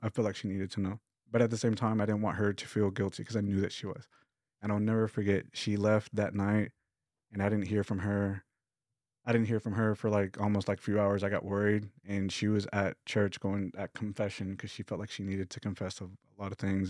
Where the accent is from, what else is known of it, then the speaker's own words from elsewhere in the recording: Lubbock, Texas, United States; I come from Lubbock, Texas, which is like five hours west from here